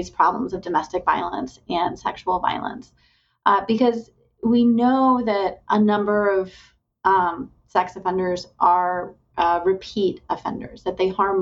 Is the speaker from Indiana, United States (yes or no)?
yes; Indiana, United States; moved away as an adult; also born or lived in Mississippi / West Virginia; I have now just moved to Indiana, my home state. So I'm glad to be back in Indiana